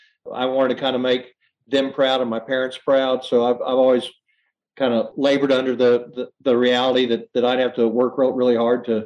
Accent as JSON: {"language": "English", "town": "Houston", "region": "Texas", "country": "United States", "tie": "born or raised there", "said": "I'm kind of one of the few native Houstonians that grew up here"}